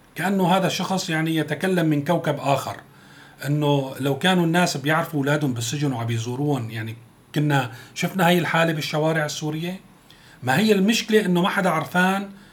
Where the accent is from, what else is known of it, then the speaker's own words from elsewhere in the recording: Syria; نحن بنتمناه كسوريين